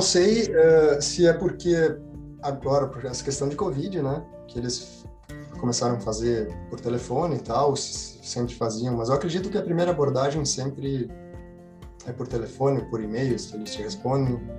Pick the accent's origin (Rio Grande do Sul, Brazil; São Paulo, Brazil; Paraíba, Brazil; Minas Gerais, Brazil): Rio Grande do Sul, Brazil; interior of; moved away as an adult; eu venho do interior do Rio Grande do Sul